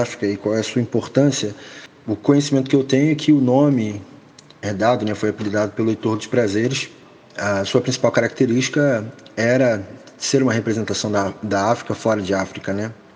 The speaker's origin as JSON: {"language": "Portuguese", "region": "Rio de Janeiro", "country": "Brazil", "tie": "born or raised there", "said": "sou cria do Morro da Providência."}